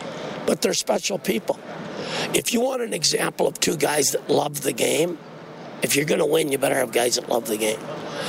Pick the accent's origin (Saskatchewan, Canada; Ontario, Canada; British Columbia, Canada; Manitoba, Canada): Saskatchewan, Canada; moved away; my hometown in Saskatchewan